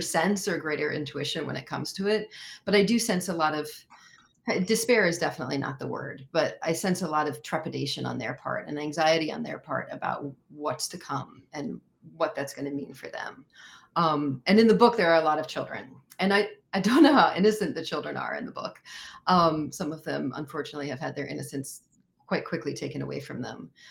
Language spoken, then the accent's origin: English; United States; I am American and I live in this country.